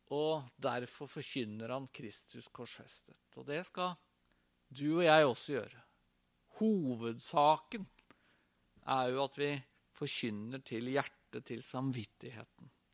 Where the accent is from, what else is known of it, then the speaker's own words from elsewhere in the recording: Tønsberg, Vestfold, Norway; Jeg er fra Tønsberg, gikk på Tønsberg gymnas